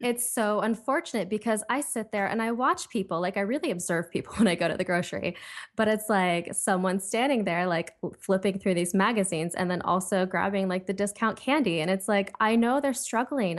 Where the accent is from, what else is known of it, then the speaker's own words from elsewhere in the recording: Ohio, United States; now in Los Angeles, United States; I'm from Ohio, I live in L A right now